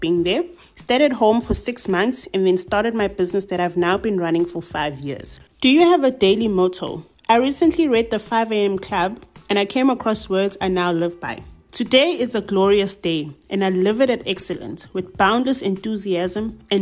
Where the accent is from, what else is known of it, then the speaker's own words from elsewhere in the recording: Durban, KwaZulu-Natal, South Africa; I'm a 29-year-old young woman born and bred in Durban